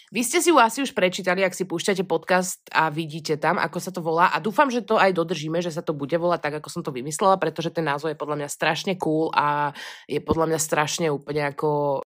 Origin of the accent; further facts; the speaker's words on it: Pezinok, Bratislava Region, Slovakia; accent: hard (tvrdo) speech; ja teda pochádzam z Pezinka, kde sa od malička proste vyprávalo, alebo hovorilo celkom tvrdo